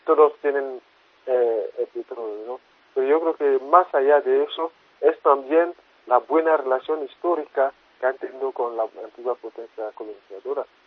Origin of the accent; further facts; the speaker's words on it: Côte d’Ivoire; yo soy de Costa del Marfil